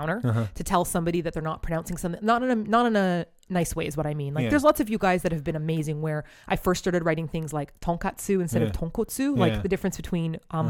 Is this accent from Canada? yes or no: yes; Toronto, Ontario, Canada; born or raised there; moved away as an adult; also born or lived in Korea; now in Japan